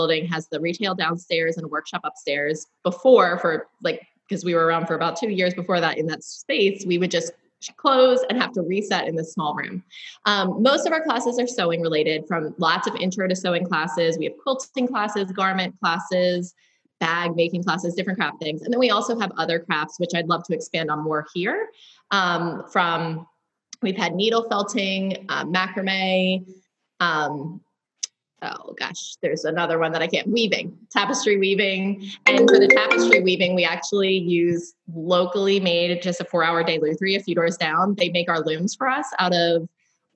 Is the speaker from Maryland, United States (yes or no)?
yes; Baltimore, Maryland, United States; moved away as an adult; also born or lived in Austin, Texas; I am a local born and raised in Mayfield, just a mile from my shop. I am a proud Baltimorean